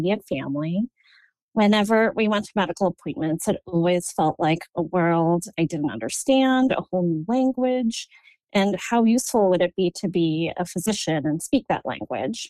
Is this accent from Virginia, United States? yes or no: no; Chicago, Illinois, United States; moved away as an adult; also born or lived in New York City, United States; now in Portland, United States; I loved growing up in Chicago